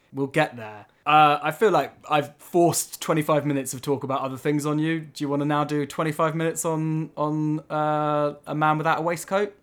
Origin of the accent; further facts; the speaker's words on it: England, United Kingdom; being English